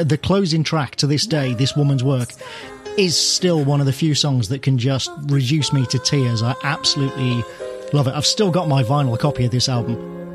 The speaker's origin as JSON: {"language": "English", "area": "near Birmingham", "region": "West Midlands", "country": "United Kingdom", "tie": "born or raised there", "said": "my hometown"}